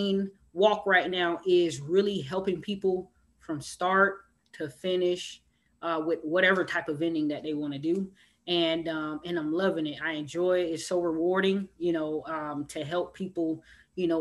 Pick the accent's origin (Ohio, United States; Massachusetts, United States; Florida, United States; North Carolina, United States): Florida, United States; Miami; I'm from Miami, Florida